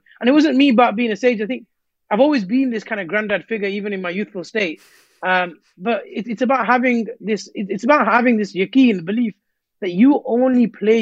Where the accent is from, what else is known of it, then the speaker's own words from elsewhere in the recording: Rotherham, Yorkshire and the Humber, United Kingdom; I was born in Rotherham